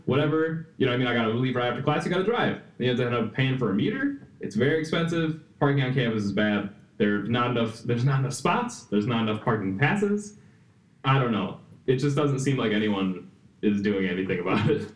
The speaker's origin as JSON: {"language": "English", "region": "Wisconsin", "country": "United States", "tie": "born or raised there", "said": "I was born and raised here"}